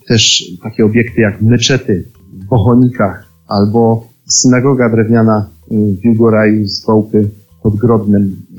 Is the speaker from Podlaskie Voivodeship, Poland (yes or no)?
no; Podhale, Lesser Poland, Poland; u nas na Podhalu